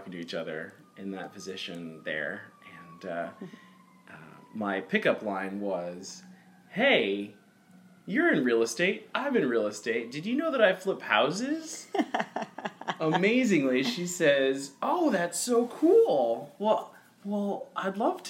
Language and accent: English; Carbondale, Illinois, United States; moved away; also born or lived in Houston, Texas / Texas City, Texas / Los Angeles; I grew up in a place called Carbondale, Illinois, which is southern, and that's about 6 hours south of Chicago